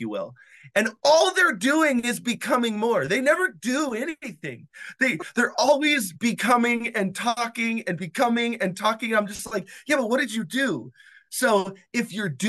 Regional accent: Wyoming, United States; I was born in Wyoming

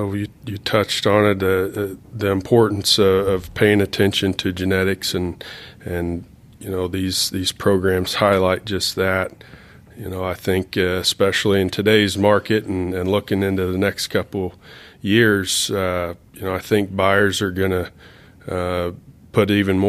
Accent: Pratt, Kansas, United States; I grew up in Pratt, Kansas, not too far from where you grew up, Shane.

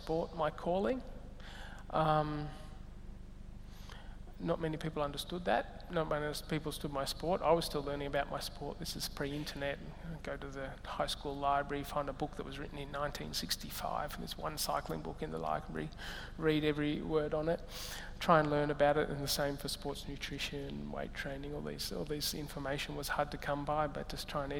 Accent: Katherine, Northern Territory, Australia; moved away; also born or lived in Melbourne, Australia; I was born in Katherine in the Northern Territory. I lived in an Aboriginal settlement

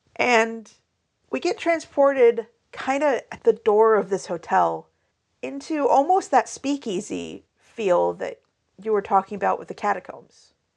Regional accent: Pacific Northwest, United States; also born or lived in Alabama; I moved from Alabama up to the Pacific Northwest when I was three.

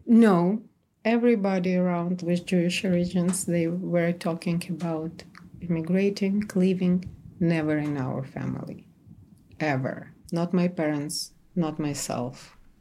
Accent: Kyiv, Ukraine; moved away as an adult; also born or lived in Tartu, Estonia; now in New York, United States; I'm from Kiev.

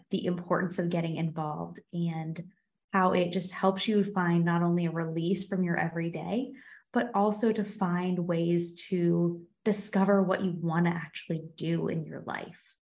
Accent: Monongalia County, West Virginia, United States; now in Virginia, United States; when we started high school in West Virginia, at least in Mon County, which is where I'm from

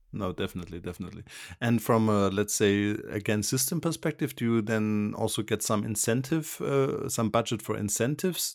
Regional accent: Switzerland; I'm from Switzerland

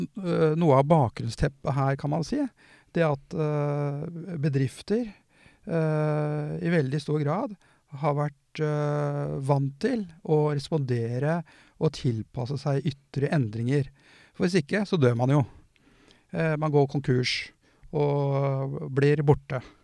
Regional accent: Porsgrunn, Telemark, Norway; jeg er jo fra Porsgrunn

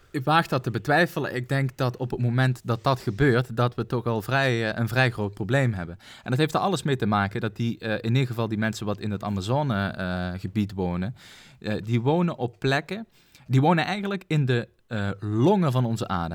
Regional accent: Netherlands; ons twee als Nederlander

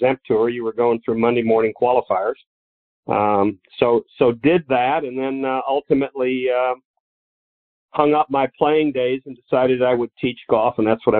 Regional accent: Illinois, United States; moved away; I grew up in Illinois

